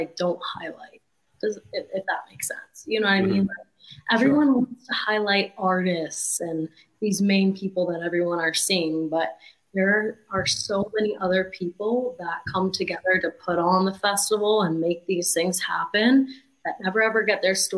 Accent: New Port Richey, Florida, United States; I'm from Newport Richey, which is about 45 minutes of Tampa

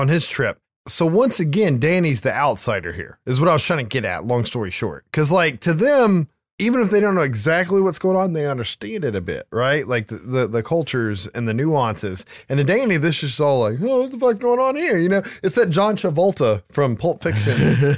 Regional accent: United States; as an American

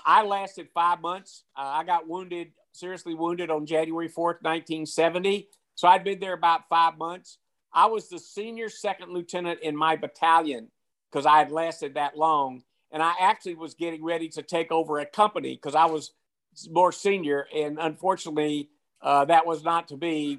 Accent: Macon, Georgia, United States; my hometown of Macon, Georgia

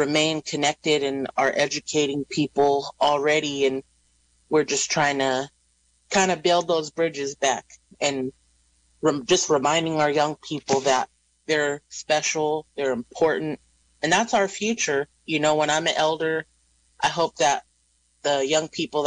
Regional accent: Round Valley, California, United States; Round Valley. Our valley had a boarding school there on the reservation

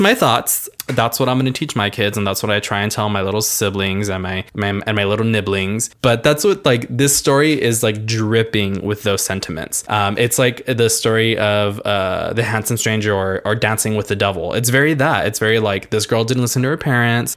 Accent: Rio Grande Valley, South Texas, United States; I'm from the Rio Grande Valley, which is very deep South Texas, and it's always hot here.

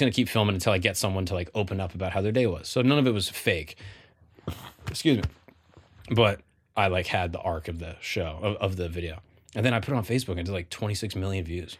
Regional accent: Florida, United States; I grew up in Florida with my, my large family

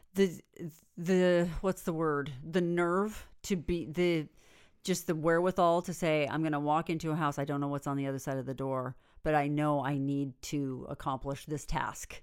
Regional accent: Northern California, United States; I'm from Northern California

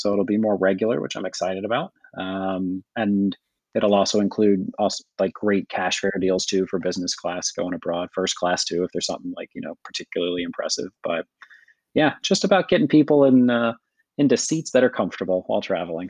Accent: Kentucky, United States; I'm from Kentucky

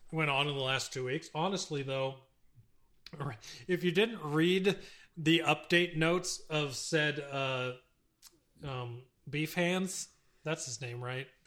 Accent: Texas, United States; now in Arizona, United States; Yeah. I I know when I grew when growing up in Texas we called

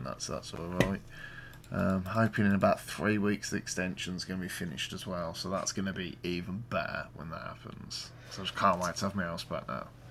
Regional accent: Birmingham, West Midlands, United Kingdom; I'm from Birmingham.

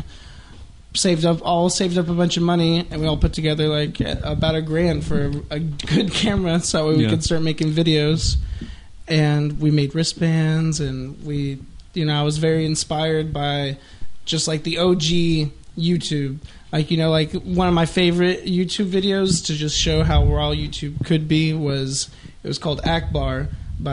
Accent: Sherman, Texas, United States; also born or lived in Denison, Texas; I was born in Denison, but I was basically lived all my life in Sherman

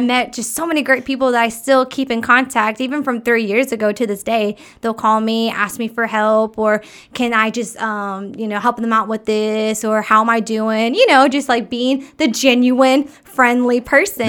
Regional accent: Texas, United States; I was born in Texas, so I grew up along the water anyways

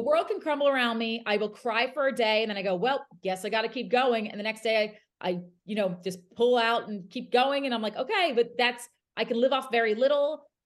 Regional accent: New Jersey, United States; moved away; I'm from South Jersey.

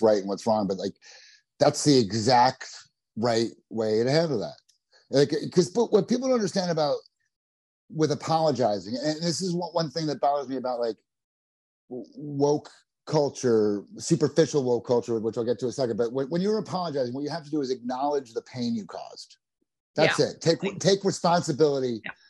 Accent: New Jersey, United States; I'm from New Jersey

